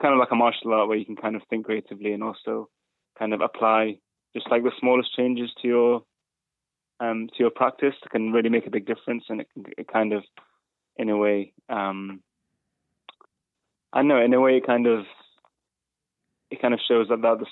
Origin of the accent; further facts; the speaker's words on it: Manchester, North West England, United Kingdom; first language English; moved away as an adult; also born or lived in Spain; now in Bristol, United Kingdom; I did 1 year back in my hometown in Manchester.